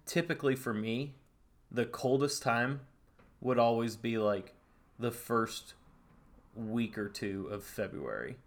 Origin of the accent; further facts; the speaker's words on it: Northern California, United States; I'm from Northern California, A K A the yay